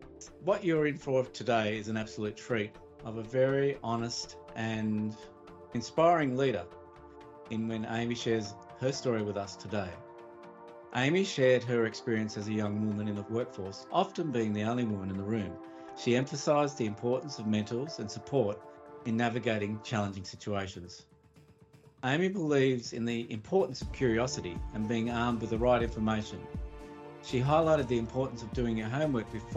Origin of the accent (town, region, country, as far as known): Australia; born or raised there